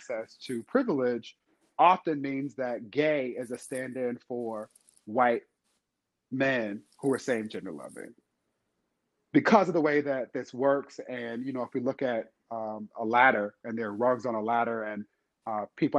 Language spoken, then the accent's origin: English; Inglewood, California, United States; my hometown of Inglewood, California